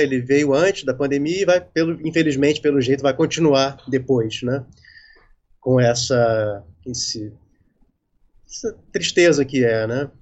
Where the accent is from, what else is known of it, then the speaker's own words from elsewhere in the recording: Rio de Janeiro, Brazil; also born or lived in Recife / São Paulo; now in Lumiar, Brazil; moro no Rio desde que eu nasci, praticamente